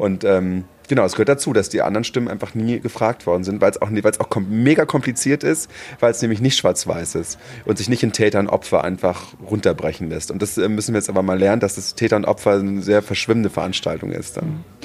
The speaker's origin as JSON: {"language": "German", "region": "Berlin", "country": "Germany", "tie": "born or raised there", "said": "Ich in Berlin"}